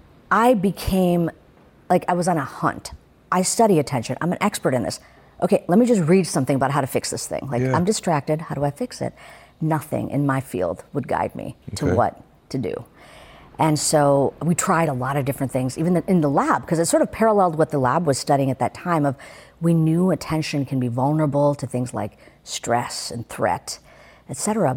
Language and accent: English; India; I mean, you could see me, I'm an Indian woman.